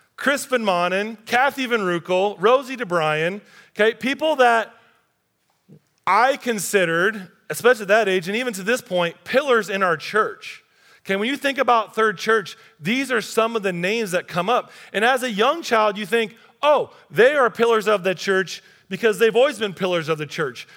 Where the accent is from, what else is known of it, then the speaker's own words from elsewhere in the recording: United States; our group, American Christians